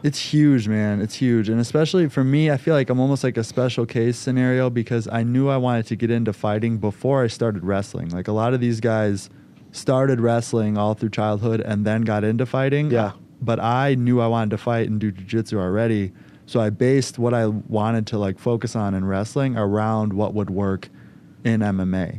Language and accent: English; Schiller Park, Illinois, United States; born and raised in Schiller Park, Illinois, so right by O'Hare Airport